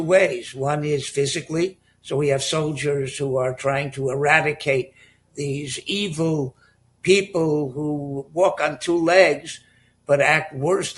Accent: Miami, Florida, United States; moved away as an adult; also born or lived in Bronx, New York / Telz Yeshiva (Cleveland); now in Moshav Matityahu, Israel; I grew up in Miami and attended the Hebrew Academy and the Mesifta in Miami

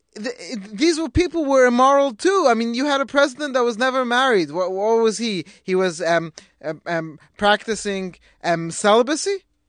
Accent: England, United Kingdom; now in United States; me being English

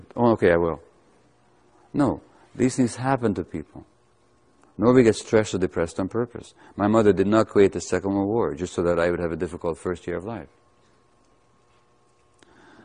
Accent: Budapest, Hungary; I was born to Jewish mother in 1944 in Budapest, Hungary

